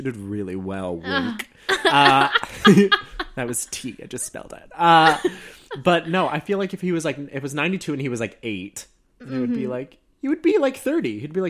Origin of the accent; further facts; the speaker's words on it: Florida, United States; I'm from Florida.